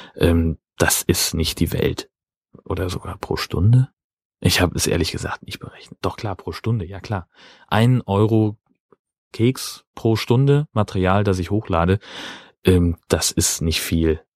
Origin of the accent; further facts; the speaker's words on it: Kiel, Schleswig-Holstein, Germany; als Kieler